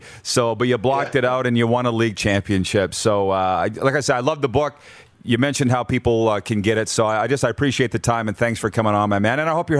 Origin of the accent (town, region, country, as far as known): Milestone, Saskatchewan, Canada; born or raised there